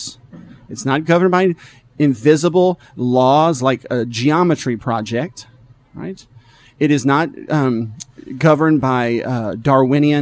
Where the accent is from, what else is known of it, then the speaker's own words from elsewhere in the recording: the South, United States; Now, I'm from the South. I'm a Southerner.